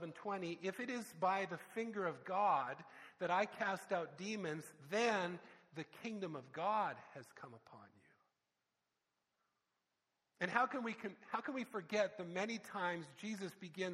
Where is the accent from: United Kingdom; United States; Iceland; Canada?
Canada; I'm from Canada.